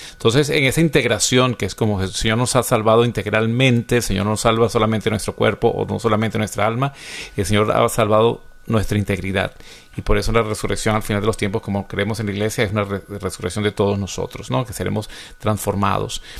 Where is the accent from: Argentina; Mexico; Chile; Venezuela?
Venezuela; en mi país, Venezuela